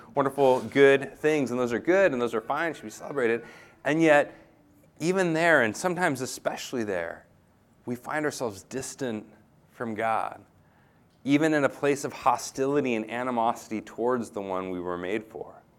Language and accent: English; United States; moved away; I'm an American